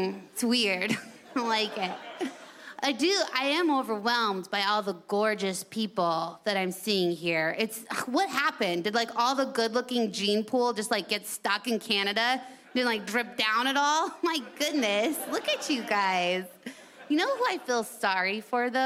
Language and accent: English; United States; I'm from America